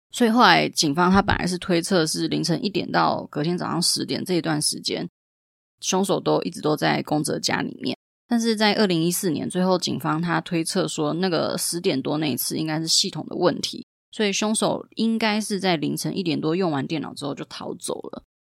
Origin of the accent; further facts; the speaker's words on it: Taiwan; 我们台湾人